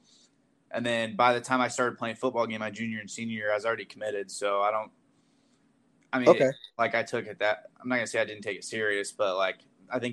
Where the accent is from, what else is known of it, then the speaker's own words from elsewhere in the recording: Yorktown, Indiana, United States; I'm from Yorktown, Indiana.